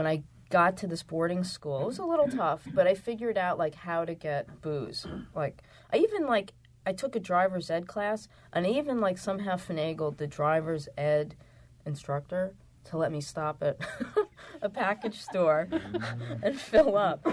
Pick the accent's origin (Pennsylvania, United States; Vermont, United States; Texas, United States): Pennsylvania, United States; outside of Philadelphia; I grew up in Pennsylvania, outside of Philadelphia.